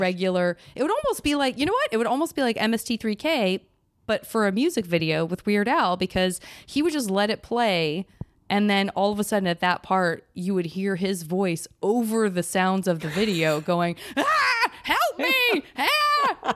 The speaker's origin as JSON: {"language": "English", "town": "San Francisco", "region": "California", "country": "United States", "said": "I was from San Francisco"}